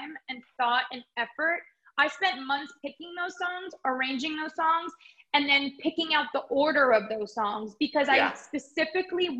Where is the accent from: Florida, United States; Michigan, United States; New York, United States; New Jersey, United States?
New York, United States; Long Island; also born or lived in Nashville; where I grew up on Long Island